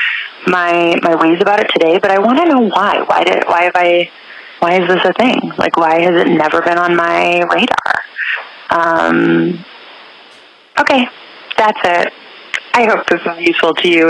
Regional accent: Chicago, Illinois, United States; now in Atlanta, United States; I live in Atlanta. I'm from Chicago.

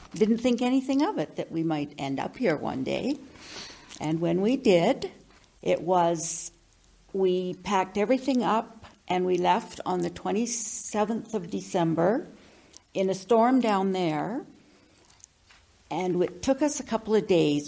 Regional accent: Victoria, British Columbia, Canada; moved away as an adult; now in Fort St. John, Canada; born and raised in Victoria, lived there all of my years until uh, I uh, got married

